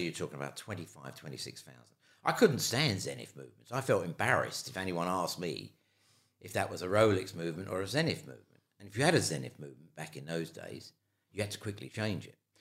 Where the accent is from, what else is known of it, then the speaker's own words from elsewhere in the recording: London, United Kingdom; accent: London; also born or lived in Ireland; my London accent.